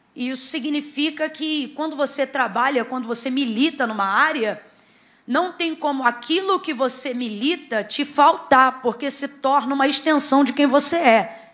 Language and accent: Portuguese; Brazil; nós somos brasileiros